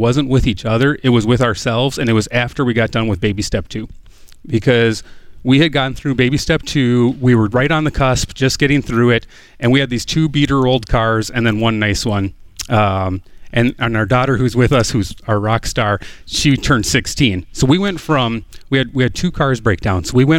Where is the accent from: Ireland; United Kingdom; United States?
United States; We're from a small town right across the river from St. Paul, Minnesota.